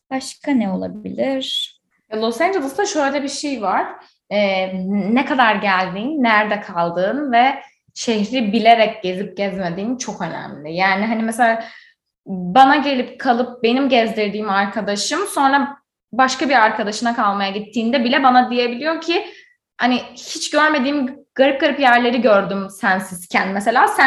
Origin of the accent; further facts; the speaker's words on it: Izmir, Turkey; now in United States; Ben bir de İzmirli olarak